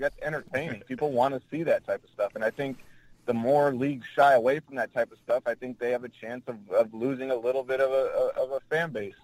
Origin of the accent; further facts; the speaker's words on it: Flint, Michigan, United States; I'm from Flint